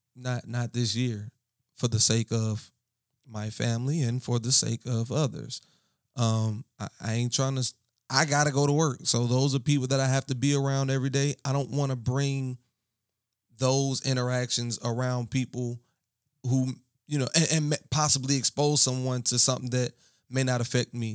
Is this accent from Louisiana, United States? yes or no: yes; Baton Rouge, Louisiana, United States; I am from Baton Rouge